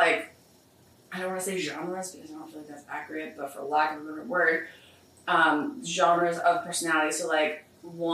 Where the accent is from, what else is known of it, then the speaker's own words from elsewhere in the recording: Colonie, New York, United States; moved away as an adult; now in Monroe, New York, United States; I grew up in the Albany area